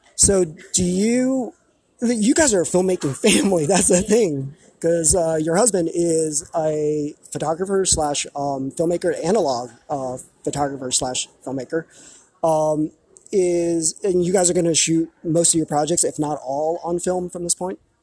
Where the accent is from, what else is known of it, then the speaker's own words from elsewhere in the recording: Taiwan; moved away; this is taiwan my home country